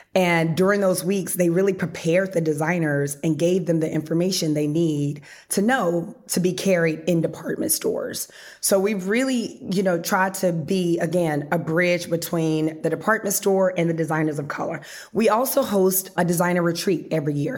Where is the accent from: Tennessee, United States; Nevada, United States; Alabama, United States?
Tennessee, United States; Memphis; moved away as an adult; also born or lived in Harlem, New York City; I'm not from Harlem. I'm actually from Memphis